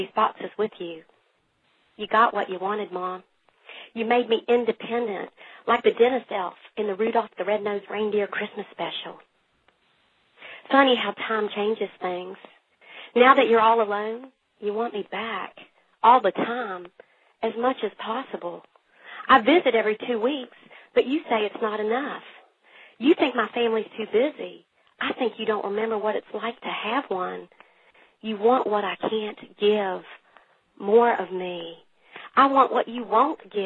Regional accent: Huntington, West Virginia, United States; now in Morgantown, United States; I was born and raised in Huntington, West Virginia, but I now live in Morgantown.

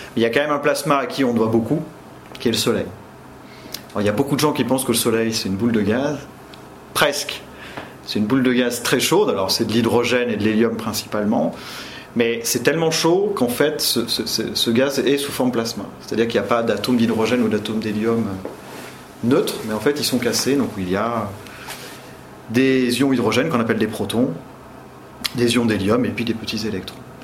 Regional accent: Limoges, Nouvelle-Aquitaine, France; moved away as an adult; now in Orléans, France; je viens de Limoges, je suis originaire du Limousin, de Limoges, donc j'ai fait euh, le lycée Gay-Lussac

